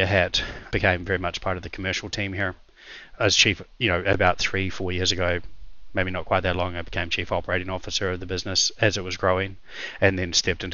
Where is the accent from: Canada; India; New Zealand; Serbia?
New Zealand; moved away as an adult; also born or lived in Russia; I'm a New Zealander and I was a lawyer by background